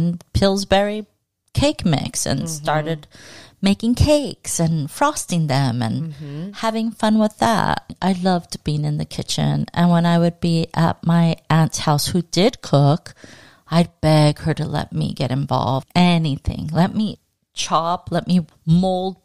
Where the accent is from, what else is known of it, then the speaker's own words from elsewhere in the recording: Los Angeles, California, United States; Born and raised.